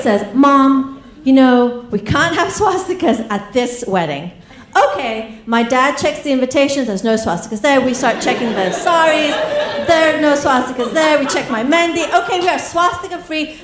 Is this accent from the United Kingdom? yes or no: yes; England, United Kingdom; accent: English; also born or lived in East Africa; now in United States; where I was born, uh, then to England, where I got my accent